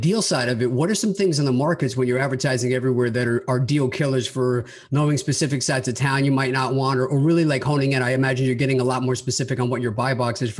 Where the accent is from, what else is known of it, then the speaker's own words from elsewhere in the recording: Long Island, New York, United States; I grew up on Long Island and initially I was looking at New York, New York City